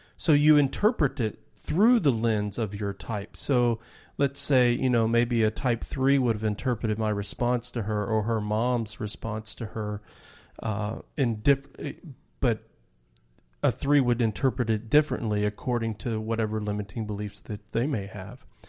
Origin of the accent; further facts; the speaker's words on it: Dallas, Texas, United States; I grew up in Dallas, Texas